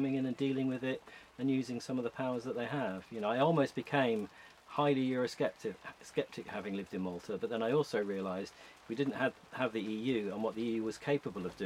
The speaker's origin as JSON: {"language": "English", "region": "London", "country": "United Kingdom", "tie": "born or raised there", "also_born_or_lived": "Bristol", "moved": "as an adult", "lives_now": "Scotland, United Kingdom", "said": "I was born in West London in the 1960s, and I lived in a town called Southall in the sort of Ealing West End of London."}